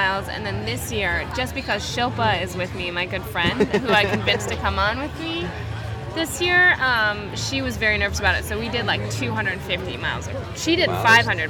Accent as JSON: {"language": "English", "town": "Climax", "region": "Michigan", "country": "United States", "also_born_or_lived": "Kalamazoo, Michigan", "said": "I'm from Kalamazoo, Michigan. Climax, Michigan, to be precise."}